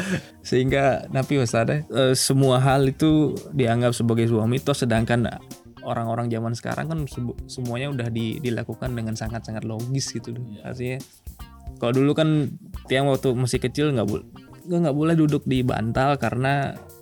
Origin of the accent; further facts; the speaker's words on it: Bali, Indonesia; kita butuhkan sebagai orang Bali